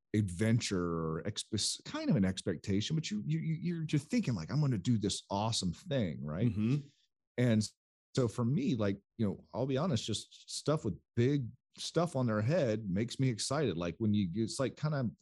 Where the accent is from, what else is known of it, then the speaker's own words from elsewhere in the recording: South Carolina, United States; growing up in South Carolina